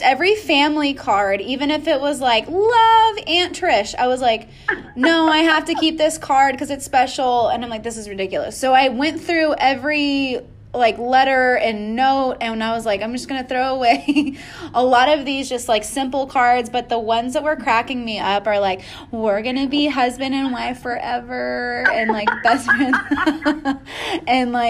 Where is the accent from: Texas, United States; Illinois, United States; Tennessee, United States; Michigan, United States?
Texas, United States; Austin; I grew up in Austin, which was like super hippie town.